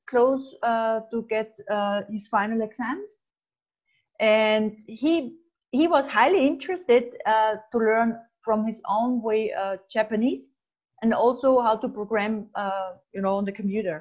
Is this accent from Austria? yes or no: yes; Austria; I'm from Austria